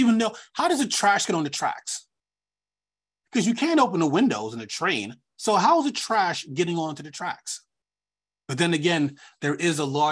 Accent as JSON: {"language": "English", "area": "Long Island", "region": "New York", "country": "United States", "said": "I'm from New York. I mean, I'm from Long Island"}